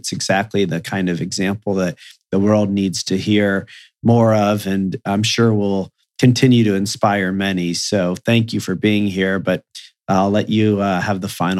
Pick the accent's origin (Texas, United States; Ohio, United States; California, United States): Ohio, United States; Sandusky; as a kid growing up in Sandusky, Ohio